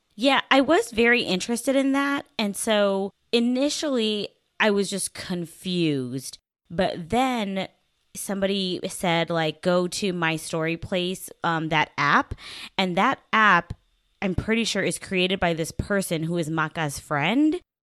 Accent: the South, United States; I'm from the South

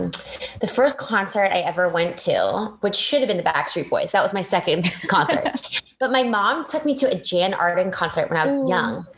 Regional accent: Victoria, British Columbia, Canada; moved away; I grew up in Victoria, BC, which is like one of the most idyllic places to grow up

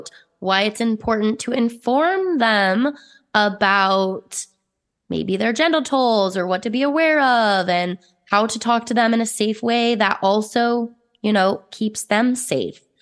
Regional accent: Utah, United States; I was raised in Utah, very conservative

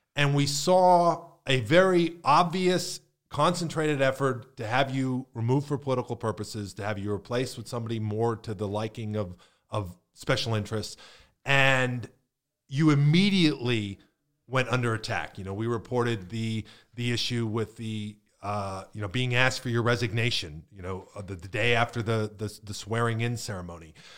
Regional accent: Northeast, United States; now in Manatee County, United States; I grew up in the Northeast

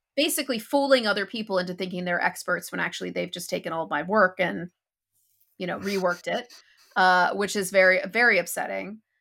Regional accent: United States; moved away as an adult; I'm an American who hasn't lived in America since twenty sixteen

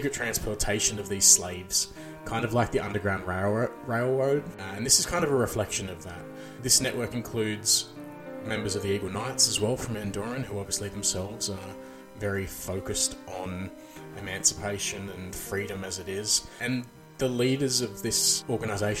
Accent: Australia; I'm Australian

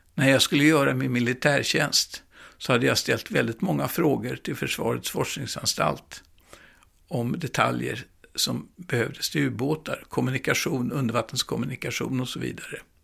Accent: Stockholm, Stockholm County, Sweden; jag växte upp i Gamla stan på Stora Nygatan

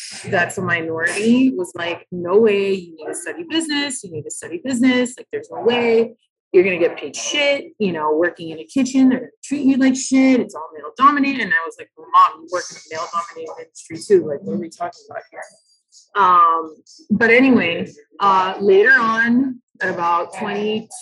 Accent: Miami, Florida, United States; also born or lived in New York; I was born and raised in Miami to Latino parents

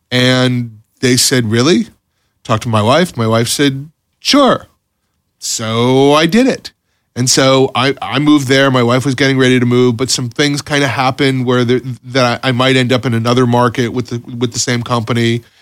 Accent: Florida, United States; You know, Florida's home. You know, I grew up in Florida.

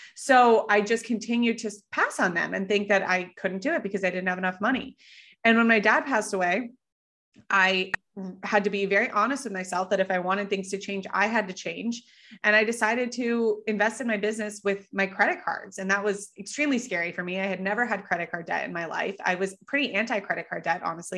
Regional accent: Colorado, United States; moved away; I grew up in Colorado

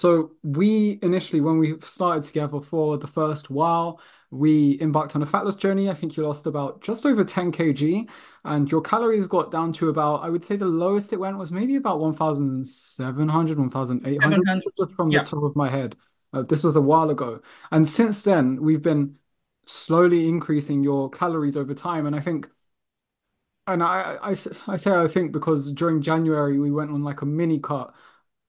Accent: London, United Kingdom; growing up in London

